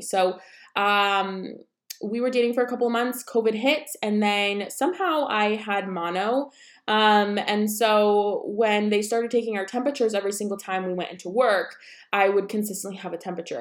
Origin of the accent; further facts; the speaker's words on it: about an hour south of Syracuse, New York, United States; moved away; we are originally from, like, two and a half hours from the city, about an hour south of Syracuse